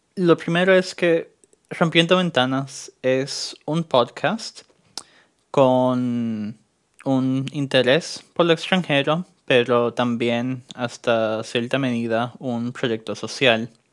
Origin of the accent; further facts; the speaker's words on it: Puerto Rico; also born or lived in New York; now in Germany; soy estudiante boricua en Alemania. Fui criado en Puerto Rico y nació en Nueva York